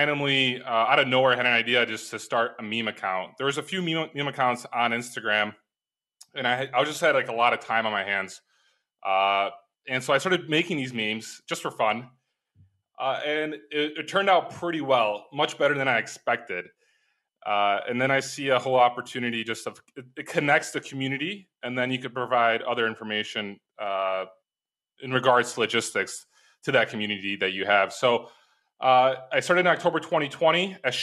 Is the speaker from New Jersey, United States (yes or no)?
no; Chicago, Illinois, United States; moved away as an adult; also born or lived in Ukraine; now in Poland; Well, I live in Poland. I'm from Chicago originally